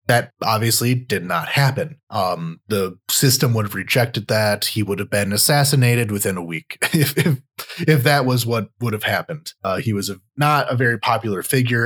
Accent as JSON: {"language": "English", "region": "Michigan", "country": "United States", "said": "I'm from Michigan in the US"}